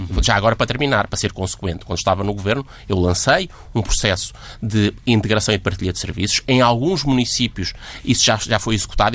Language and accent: Portuguese; Caramulo, Centro, Portugal; eu sou do Caramulo, uma terra maravilhosa